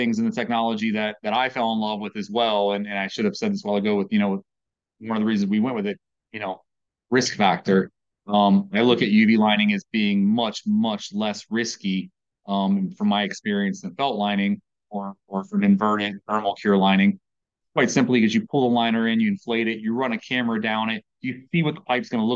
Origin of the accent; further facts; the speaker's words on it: Virginia, United States; moved away as an adult; now in Maryland, United States; I grew up in Virginia.